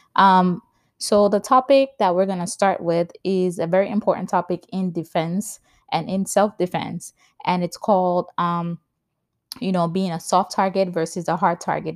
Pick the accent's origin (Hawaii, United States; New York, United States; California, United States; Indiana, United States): New York, United States; also born or lived in Saint Lucia; now in New Jersey, United States; I was born in the Caribbean in Saint Lucia. I grew up in New York, and I currently live in New Jersey with my husband and my toddler son.